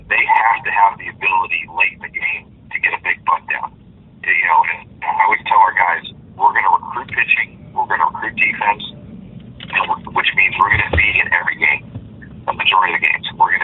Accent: Southern California, United States; I grew up in Southern California, and I grew up going to Angel games

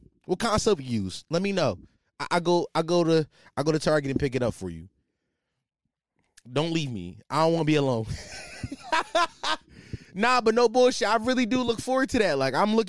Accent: Philadelphia, Pennsylvania, United States; Yo, I'm from Philly, so I be seeing like all the little young boys be shaking that shit.

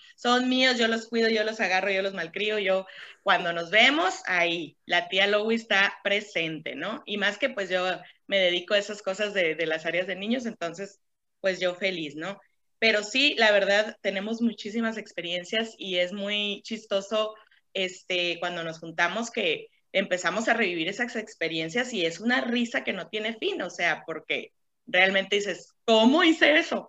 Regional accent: Caborca, Sonora, Mexico; moved away; yo también soy de Caborca

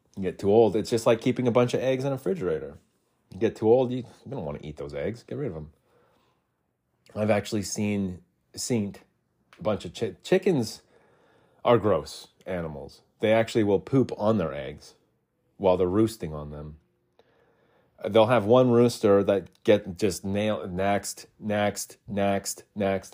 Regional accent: Arizona, United States; moved away as an adult; also born or lived in Utah; I was born and raised in Arizona

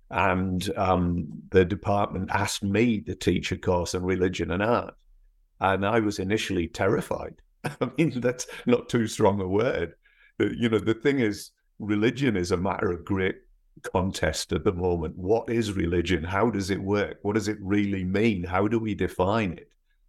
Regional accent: North East England, United Kingdom; accent: northeast English; moved away as an adult; also born or lived in Scotland / Edinburgh; now in United States; I was actually born in Scotland, but my parents moved to the northeast of England when I was four. And then I went back to university in Edinburgh when I was 18. So my accent is actually more northeast English

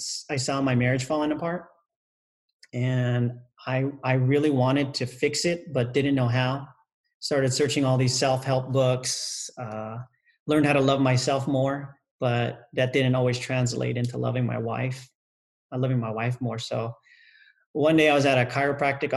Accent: United States; my parents, born in another country, I was raised in the United States

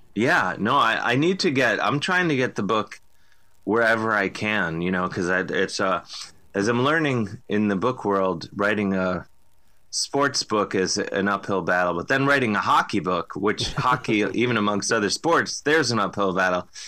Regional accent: Cleveland, Ohio, United States; now in New York, United States; growing up in Cleveland

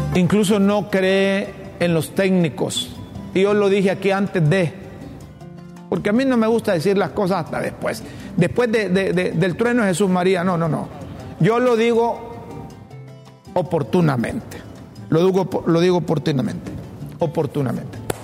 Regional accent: Honduras; Yo como hondureño y como seguidor del fútbol

